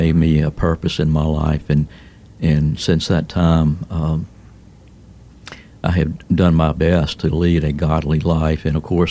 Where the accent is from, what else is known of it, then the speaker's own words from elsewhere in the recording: Baton Rouge, Louisiana, United States; also born or lived in Lafayette, Louisiana; born and raised in Baton Rouge, in a Catholic setting